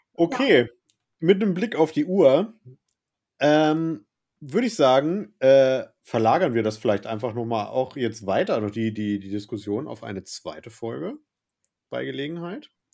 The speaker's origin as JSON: {"language": "German", "region": "Northern Germany", "country": "Germany", "said": "bei uns im Norden hier"}